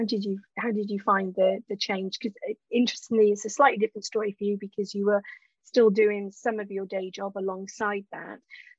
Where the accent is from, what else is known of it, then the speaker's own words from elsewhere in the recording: United Kingdom; we're also British